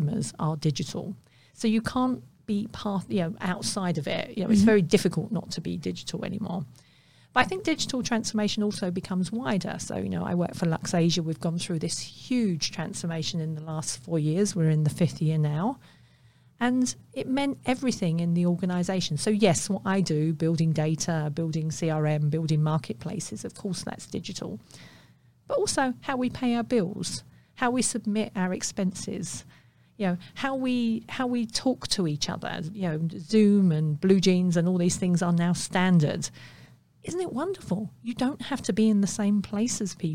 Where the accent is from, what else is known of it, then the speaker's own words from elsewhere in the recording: London, United Kingdom; I grew up in the East End of London